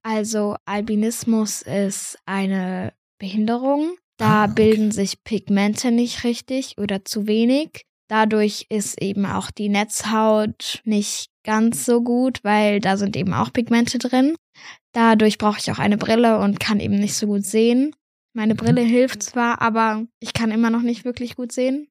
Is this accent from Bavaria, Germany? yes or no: yes; near Munich, Bavaria, Germany; ich komme aus der Nähe von München.